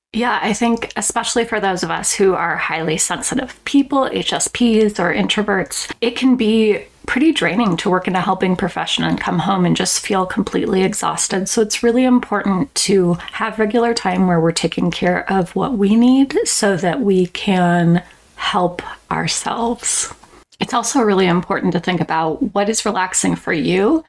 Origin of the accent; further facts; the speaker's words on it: Portland, Oregon, United States; So I was born and raised in Portland, Oregon, a big city, and I now live in a small town in southern Oregon near the California border